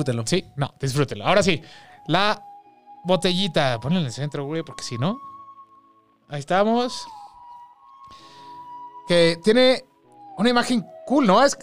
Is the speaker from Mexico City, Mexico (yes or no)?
yes; Mexico City, Mexico; Somos tres amigos chilangos con una enorme pasión en común, el chupe.